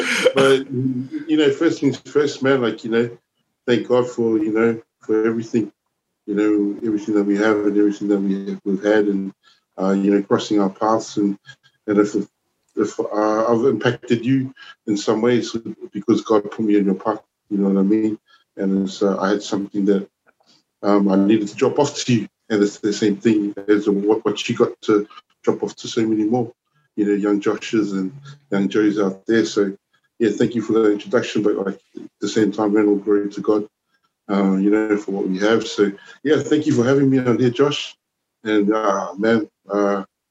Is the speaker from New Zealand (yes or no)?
yes; Auckland, New Zealand; moved away as an adult; also born or lived in Wellington, New Zealand / Samoa / Blacktown, Sydney, Australia; now in Sydney, Australia; I was New Zealand born, Samoan, born in Wellington in 1977. Wow, a long time ago. And I grew up in Auckland. I grew up in East Auckland, a place called Ellerslie.